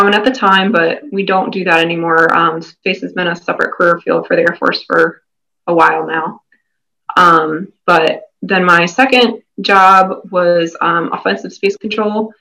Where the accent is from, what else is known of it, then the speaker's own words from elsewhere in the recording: Woodbridge, Virginia, United States; I'm originally from Woodbridge, Virginia. I grew up there. I lived there most of my life.